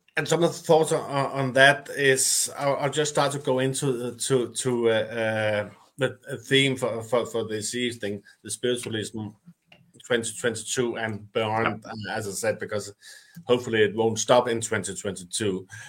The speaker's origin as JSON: {"language": "English", "country": "Denmark", "said": "I'm from Denmark."}